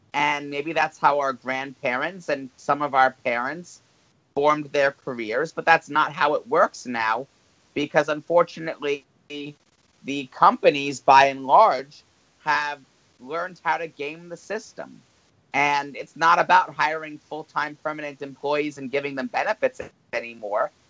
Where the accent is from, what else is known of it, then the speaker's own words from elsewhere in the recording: New Jersey, United States; the state of New Jersey is voting to, and this is my home state